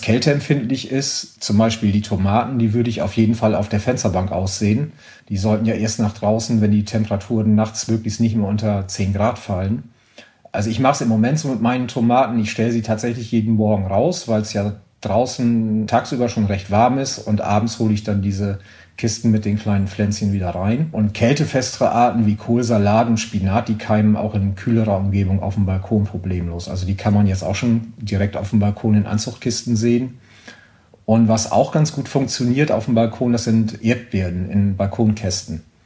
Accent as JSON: {"language": "German", "country": "Germany", "moved": "yes", "lives_now": "France", "said": "wir haben in Deutschland"}